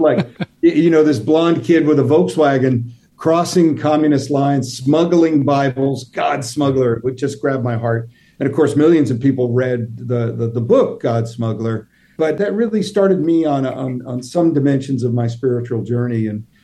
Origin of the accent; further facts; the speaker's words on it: New York, United States; I grew up near New York City